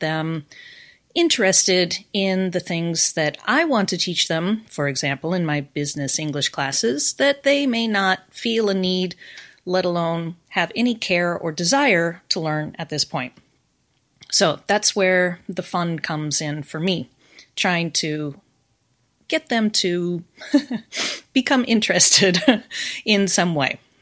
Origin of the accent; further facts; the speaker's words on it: United States; accent: American; moved away as an adult; now in Japan; I am American, but I've been in Japan now for more than twenty years